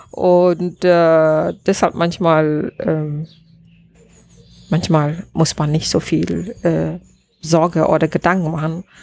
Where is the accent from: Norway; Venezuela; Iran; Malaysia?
Malaysia; German is a second language; now in Germany; Also ich denke, ich bin auch so, vielleicht hängt das auch von ähm, meine, äh, wie sagt man, wo ich herkomme. Und äh, in, in Malaysia, wir müssen immer lernen, Geduld zu haben.